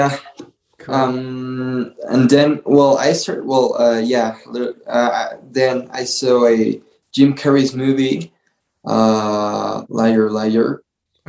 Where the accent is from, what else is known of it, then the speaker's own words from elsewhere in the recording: Toluca, State of Mexico, Mexico; also born or lived in Canada / Querétaro; I was born here in Toluca in this city